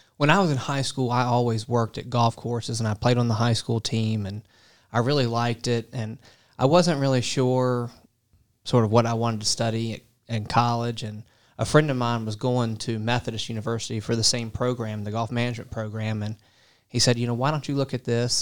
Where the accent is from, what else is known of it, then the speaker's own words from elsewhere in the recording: Portsmouth, Virginia, United States; moved away as an adult; also born or lived in North Carolina / Kentucky; I am originally from a town called Portsmouth, Virginia.